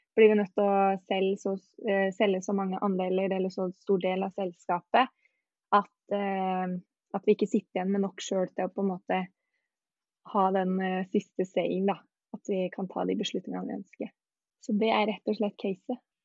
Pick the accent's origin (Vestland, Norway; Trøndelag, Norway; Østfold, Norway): Vestland, Norway; Os; moved away; jeg dro tilbake til hjemplassen min på Os